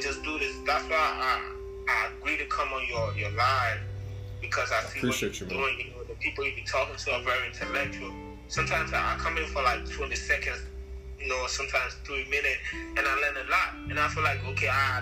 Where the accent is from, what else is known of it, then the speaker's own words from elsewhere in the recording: Ghana; moved away as an adult; now in United States; I'm from Africa, bro, I'm from Ghana. Mm-hmm. I haven't been here for too long, you know, I wasn't brought up here.